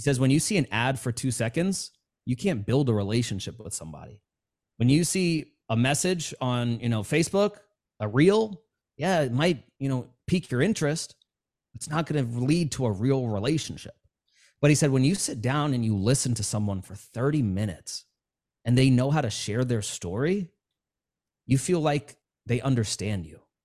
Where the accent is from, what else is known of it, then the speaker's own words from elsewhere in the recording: New York City, New York, United States; I grew up in New York City, Queens, New York